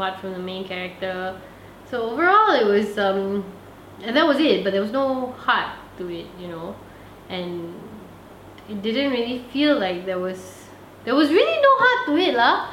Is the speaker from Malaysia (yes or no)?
yes; Malaysia; I'm Malaysian.